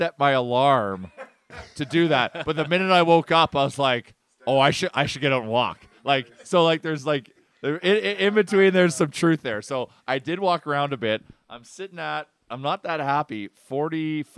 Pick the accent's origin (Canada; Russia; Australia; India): Canada; us as Canadian hockey fans